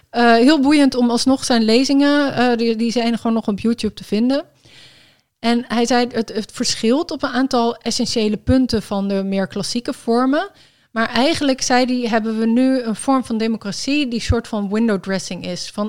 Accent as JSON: {"language": "Dutch", "town": "Enschede", "region": "Overijssel", "country": "Netherlands", "tie": "born or raised there", "said": "ik ben in Enschede geboren. Dus, ah, ehm, dus ik was daar toen dus ook."}